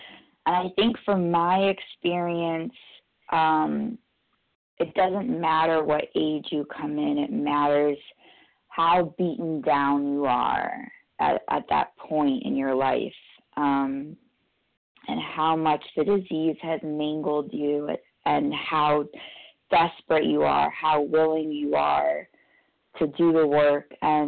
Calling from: New York, United States; I'm calling from New York, New York, gratefully recovered compulsive overeater.

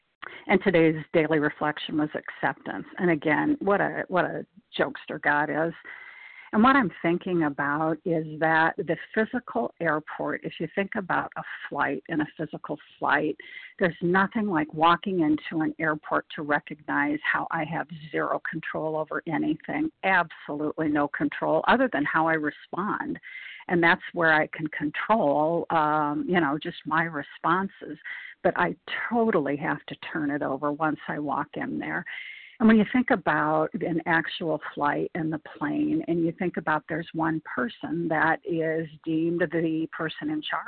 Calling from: Nebraska, United States; I'm calling in from Nebraska.

